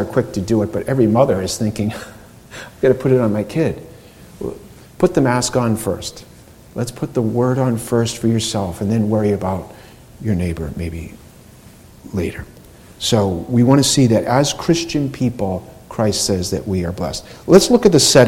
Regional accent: United States; I was born and raised in America and didn't really travel outside

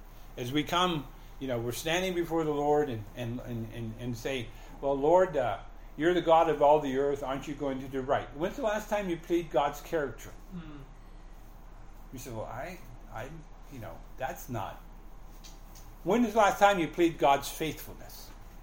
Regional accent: Canada; now in United States; You know, we came from Canada with, you know, we owned the house and we had everything paid off and we had money in the bank. We're just going to go, we're U.S. citizens, we're Canadian citizens.

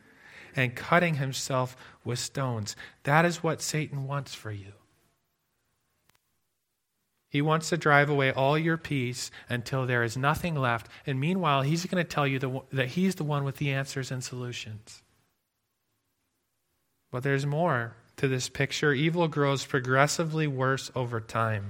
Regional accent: near Lake Michigan, Midwest, United States; now in Alberta, Canada; I grew up near Lake Michigan

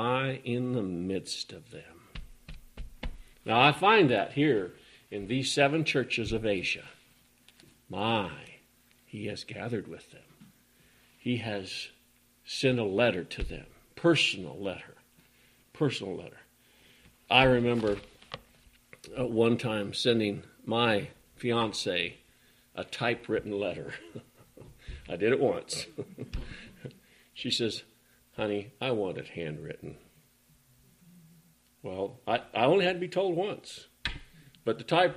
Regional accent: Oregon, United States; when I head out from here to go to the town I grew up

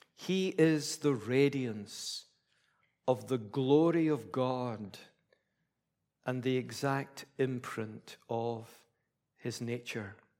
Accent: Scotland, United Kingdom; being a Scottish Presbyterian

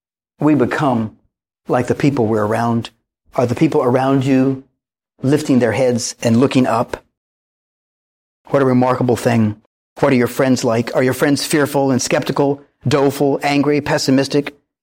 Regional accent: the Bible Belt, United States; But growing up in the Bible Belt, I, along with all of my friends and relatives, grossly misunderstood that.

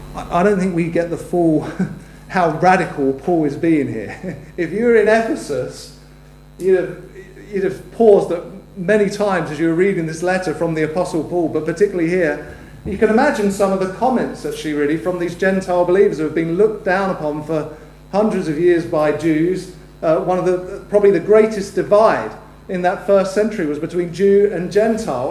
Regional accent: United Kingdom; we're both British citizens

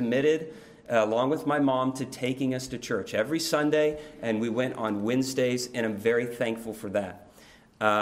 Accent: Oklahoma City, Oklahoma, United States; now in Louisville, United States; I grew up in Oklahoma City

